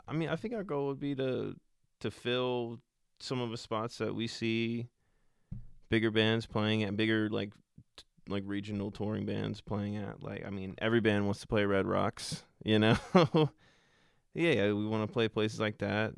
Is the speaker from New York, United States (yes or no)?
no; Richmond, Virginia, United States; we're all from Richmond